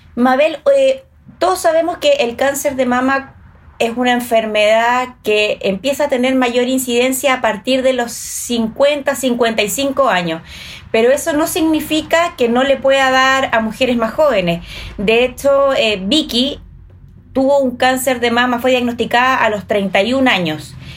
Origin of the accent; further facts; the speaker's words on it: Chile; ¿Somos dejadas las chilenas